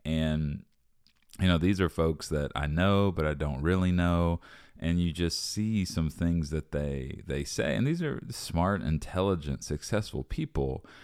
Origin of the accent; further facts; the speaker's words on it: United States; as an American